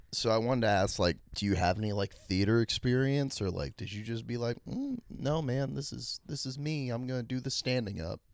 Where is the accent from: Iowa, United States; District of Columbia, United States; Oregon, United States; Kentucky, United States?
District of Columbia, United States; Washington; my hometown, D C